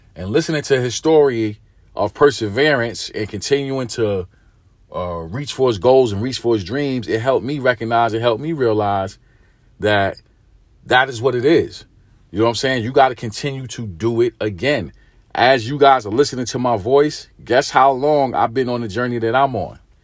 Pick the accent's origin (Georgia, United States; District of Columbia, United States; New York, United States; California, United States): New York, United States; New York City; I'm from New York. I'm from Brooklyn.